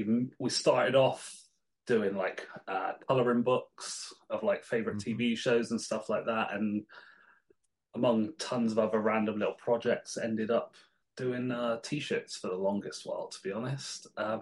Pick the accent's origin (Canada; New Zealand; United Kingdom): United Kingdom; Bristol, South West England; now in Newport, United Kingdom; So at the moment, I'm in South Wales, Newport. But originally, okay, I'm from Bristol. Lived all about the place, but yeah, ended up in Newport.